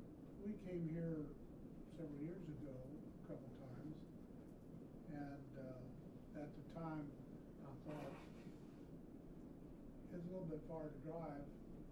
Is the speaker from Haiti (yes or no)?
yes; Haiti; I was born and raised in Haiti.